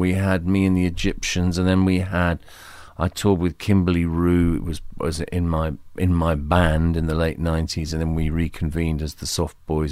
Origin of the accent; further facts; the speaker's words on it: United Kingdom; the environment was Britain in the early and mid nineteen fifties